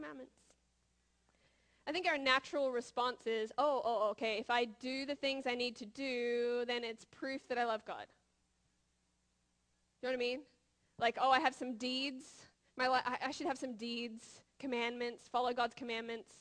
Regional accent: Australia; now in United States; I'm from Australia, but now I live in America

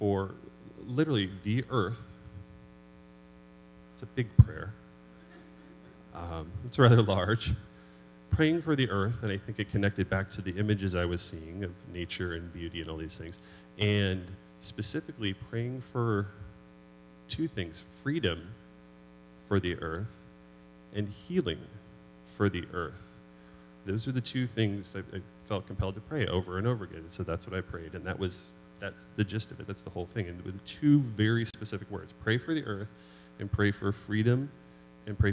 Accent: New Hampshire, United States; moved away; growing up in New Hampshire, in the White Mountains

